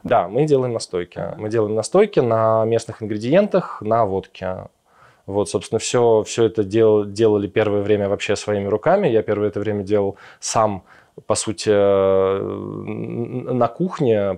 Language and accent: Russian; Moscow, Russia; moved away as an adult; now in Yerevan, Armenia; мы все из Москвы